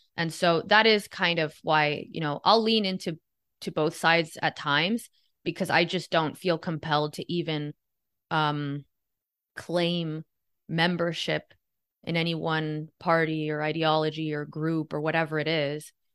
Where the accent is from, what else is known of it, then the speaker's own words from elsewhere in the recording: Miami, Florida, United States; I was born and raised in Miami